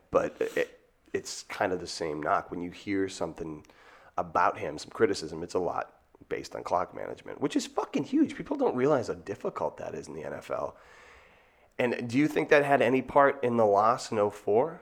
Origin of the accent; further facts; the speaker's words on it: Marshfield, Massachusetts, United States; moved away as an adult; now in New York City, United States; Boston, Massachusetts, specifically Marshfield, thirty minutes south on the water between Plymouth and Boston